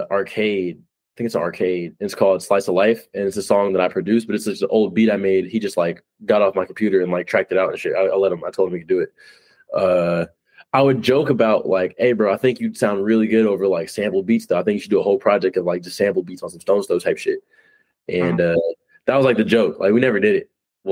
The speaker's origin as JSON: {"language": "English", "region": "California", "country": "United States", "lives_now": "Los Angeles, United States", "said": "He's coming from Jersey. I'm coming from Northern California."}